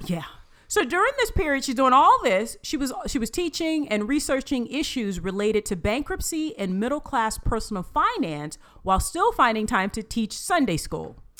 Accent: United States; being an American

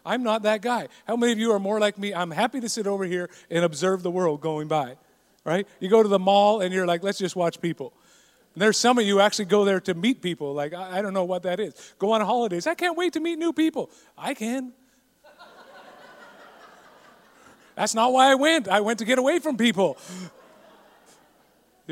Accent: Canada; growing up in Canada is hockey

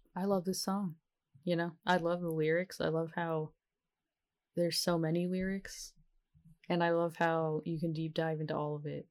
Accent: the South, United States; I am from the South and it's hard to learn how to love yourself here

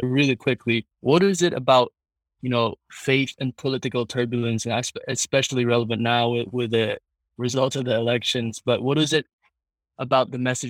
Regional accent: Philippines; as a Filipino

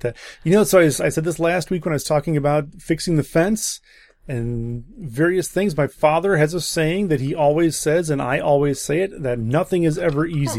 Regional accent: Wisconsin, United States; I'm from Wisconsin

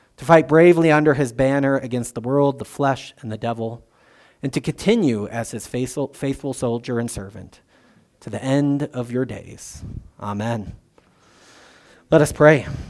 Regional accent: United States; I'm an American

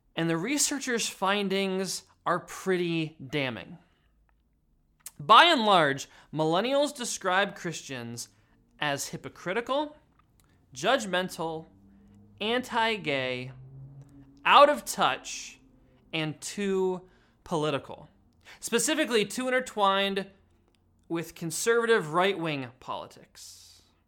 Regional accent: Pennsylvania, United States; moved away; my home state of Pennsylvania

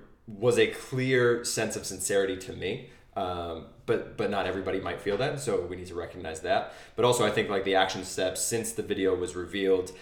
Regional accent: New Hampshire, United States; moved away; I go back to my hometown in New Hampshire

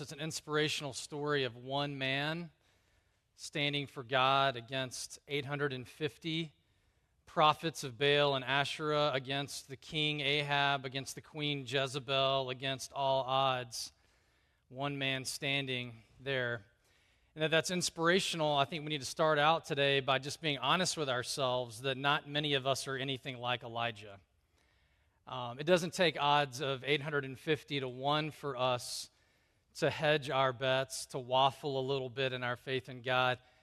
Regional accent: the South, United States; I grew up in the South.

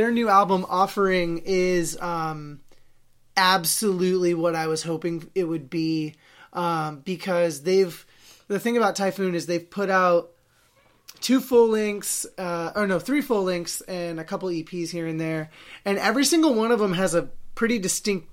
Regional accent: Salem, Oregon, United States; my hometown of Salem, Oregon

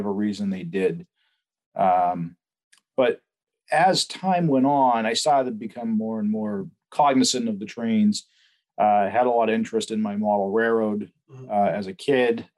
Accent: Danvers, Massachusetts, United States; I grew up on Pickering Street in Danvers

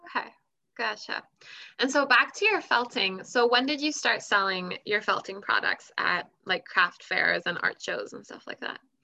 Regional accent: California, United States; moved away; I was born in California

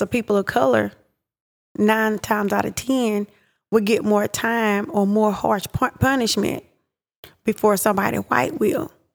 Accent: Pittsburg, Texas, United States; I grew up in Pittsburgh, Texas

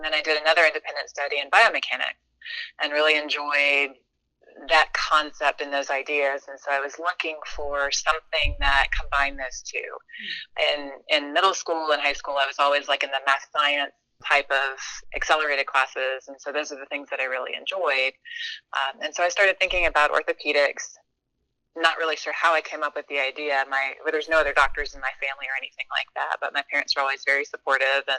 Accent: the South, United States; moved away as an adult; also born or lived in Augusta, Georgia / Miami, Florida; now in Winston-Salem, United States; I grew up primarily in the South.

